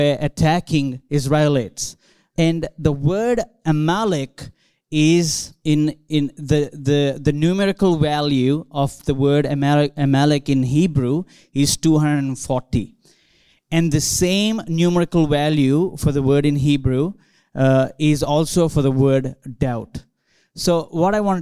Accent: India; now in Australia; I grew up in India, growing up in churches, growing up in a church campus

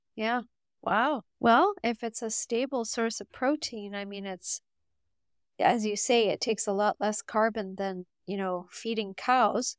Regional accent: Canada; I'm from Canada

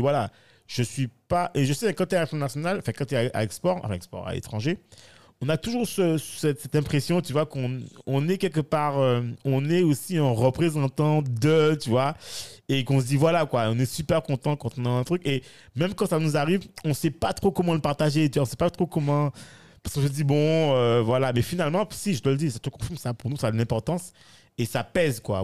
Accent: Guadeloupe; je considère que je suis guadeloupéen ou antillais

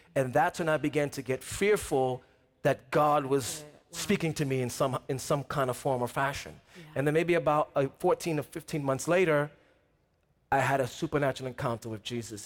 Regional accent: New York City, New York, United States; I'm from New York City

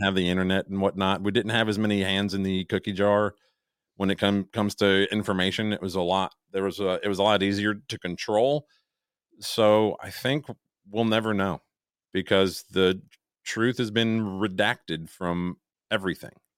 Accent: Chicago, Illinois, United States; moved away; I am from Chicago

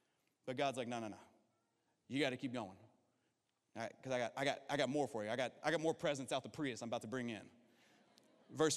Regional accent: Kentucky, United States; I'm from Kentucky

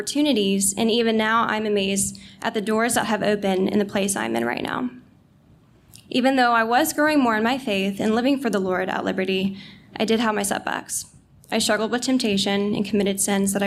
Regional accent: North Carolina, United States; now in Virginia, United States; I'm actually originally from North Carolina, but I'm glad to be a Virginia now.

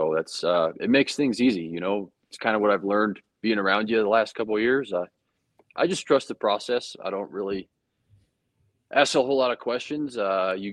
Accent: Littleton, Colorado, United States; moved away as an adult; also born or lived in Kentucky; from Littleton, Colorado

